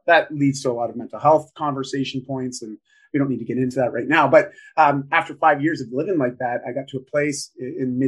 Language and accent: English; Canada; I'm just Canadian